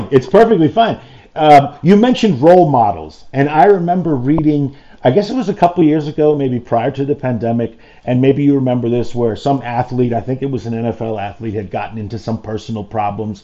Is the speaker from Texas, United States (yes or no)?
no; New York City, New York, United States; I'm from New York City, born and raised in New York City